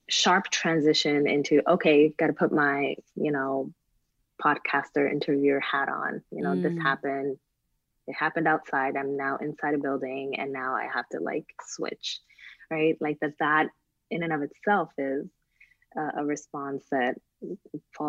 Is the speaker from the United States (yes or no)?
yes; Newark, New Jersey, United States; I came from Newark, New Jersey